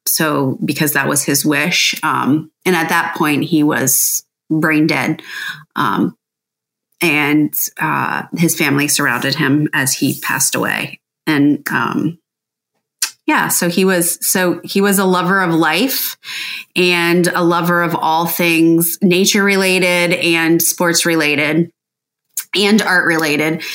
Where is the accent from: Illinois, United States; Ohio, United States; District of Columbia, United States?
Ohio, United States; Licking County; Kent and I grew up in Licking County